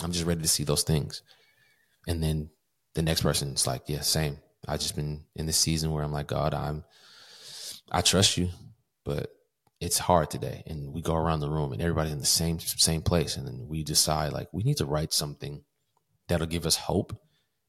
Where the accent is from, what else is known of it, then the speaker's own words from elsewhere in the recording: Kentucky, United States; moved away as an adult; also born or lived in Covington; There's no opportunity for music in Kentucky. Nobody there wants to do music. My hometown is very small